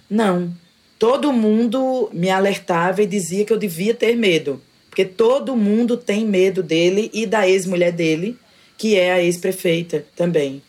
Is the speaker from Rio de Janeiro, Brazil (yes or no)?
no; João Pessoa, Paraíba, Brazil; now in Conde, Brazil; Eu nasci em João Pessoa, mas desde então eu vivo aqui nesse território.